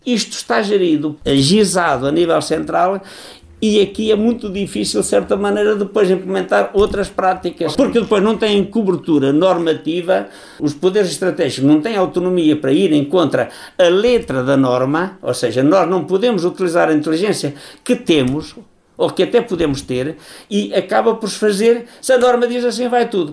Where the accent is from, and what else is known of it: Portugal